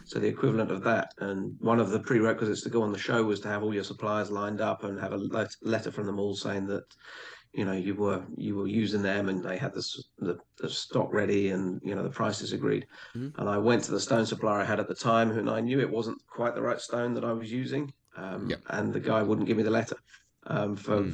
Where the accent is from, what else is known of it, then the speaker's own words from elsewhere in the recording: England, United Kingdom; I grew up in a in a pretty small English um, village